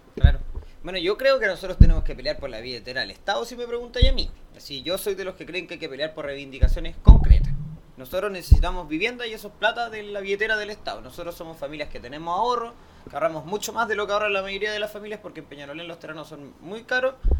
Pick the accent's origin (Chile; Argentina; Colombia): Chile; soy de la, de la amplia mayoría de chilenos